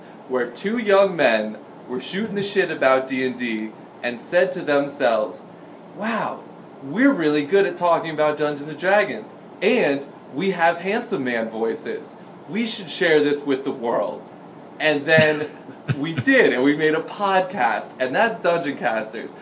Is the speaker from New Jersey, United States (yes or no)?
yes; New Jersey, United States; I was from New Jersey